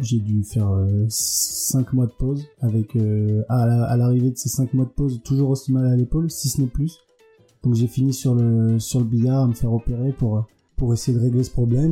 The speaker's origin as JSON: {"language": "French", "town": "Villefranche-sur-Saône", "region": "Auvergne-Rhône-Alpes", "country": "France", "tie": "born or raised there", "moved": "as an adult", "lives_now": "Marseille, France", "said": "j'ai grandi à Villefranche-sur-Saône, en grande partie à Villefranche-sur-Saône"}